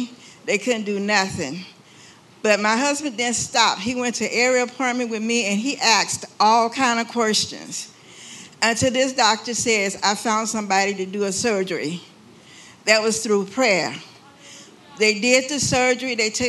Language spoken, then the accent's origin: English; Sacramento, California, United States; I'm from Sacramento, California.